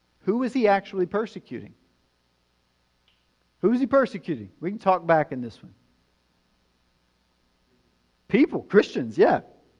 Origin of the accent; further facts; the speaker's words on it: White House, Tennessee, United States; also born or lived in Nashville, Tennessee; I was born in Nashville, but I'm actually from White House, Tennessee. That's where I grew up. Podunkville, rural Tennessee. That's where I'm from.